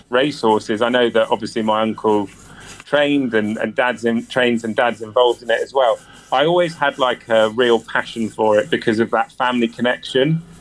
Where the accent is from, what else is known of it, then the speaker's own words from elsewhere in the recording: South West England, United Kingdom; For me, it's growing up in Somerset. It was never really about racing.